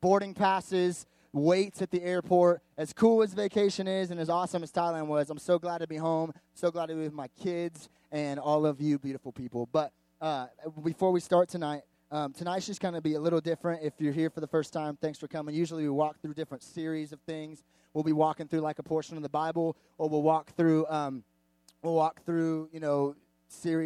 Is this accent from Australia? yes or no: no; Canada; I'm Canadian